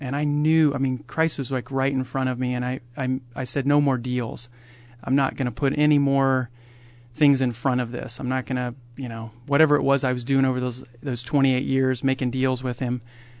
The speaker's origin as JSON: {"language": "English", "region": "Ohio", "country": "United States", "tie": "born or raised there", "moved": "yes", "lives_now": "Aurora, United States", "said": "I grew up in Ohio."}